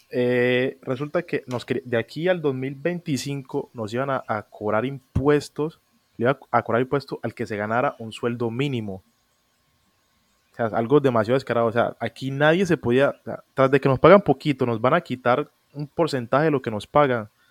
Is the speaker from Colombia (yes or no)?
yes; Colombia; en, Colombia no tenemos un acento definido como ustedes los mexicanos que hablan así como órale, o en Puerto Rico que hablan con la L. Aquí en Colombia tenemos